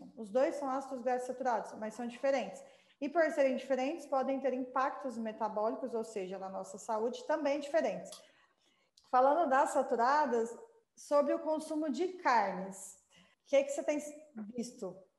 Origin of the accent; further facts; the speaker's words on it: Goiás, Brazil; nós somos é, goianos